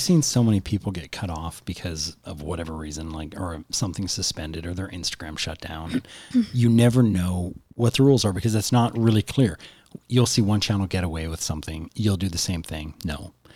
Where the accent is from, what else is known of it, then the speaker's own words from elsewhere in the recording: Canada; we're Canadian